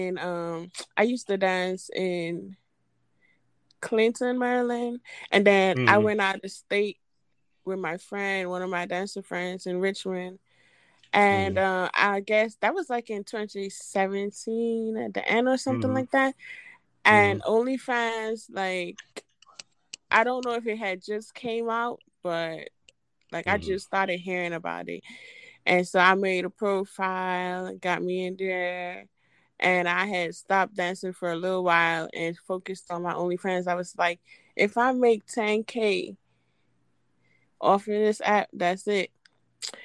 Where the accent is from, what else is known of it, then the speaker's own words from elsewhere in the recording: Trinidad & Tobago; I am from Trinidad and Tobago.